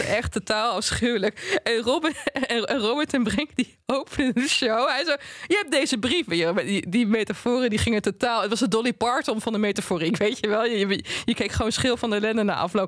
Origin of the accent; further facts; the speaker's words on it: Twente, Overijssel, Netherlands; ik kom uit Twente